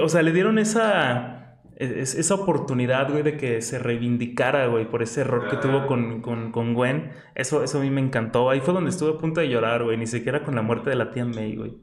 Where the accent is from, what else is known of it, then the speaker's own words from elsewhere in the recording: Mexico; Como buen mexicano